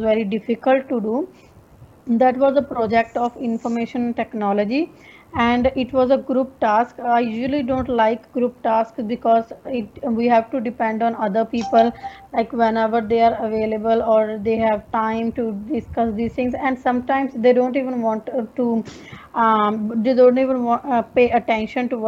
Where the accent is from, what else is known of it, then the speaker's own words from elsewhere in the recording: India; English is a second language; now in Darwin, Australia; I'm basically from India. Currently, I'm living in Darwin